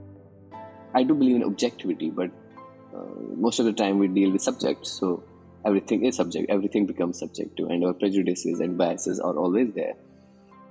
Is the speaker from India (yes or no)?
yes; Indian administered Kashmir, Jammu and Kashmir, India; I come from Indian administered Kashmir. I was born and raised there